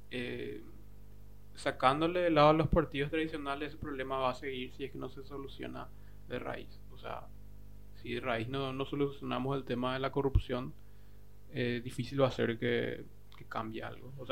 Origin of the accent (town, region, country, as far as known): Paraguay